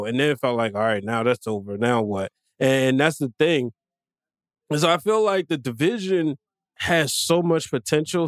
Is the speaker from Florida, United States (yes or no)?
no; Baltimore, Maryland, United States; I'm not from the DMV. I'm from Baltimore.